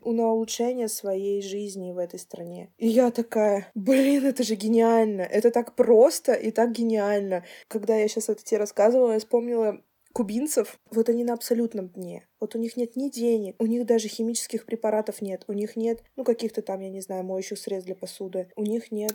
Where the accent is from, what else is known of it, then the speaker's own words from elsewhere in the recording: Russia; now in Estonia; У нас на самом деле очень веселые люди